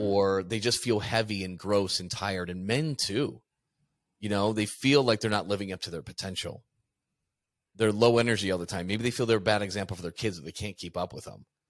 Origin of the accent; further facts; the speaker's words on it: Midwest, United States; moved away as an adult; also born or lived in Chicago, Illinois; now in Phoenix, United States; I'm from the Midwest.